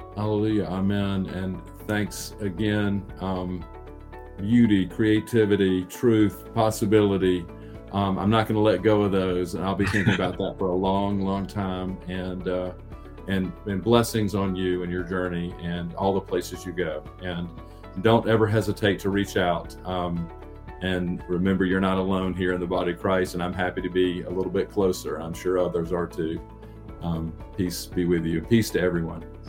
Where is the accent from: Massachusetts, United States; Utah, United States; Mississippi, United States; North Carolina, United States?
North Carolina, United States; I'm from North Carolina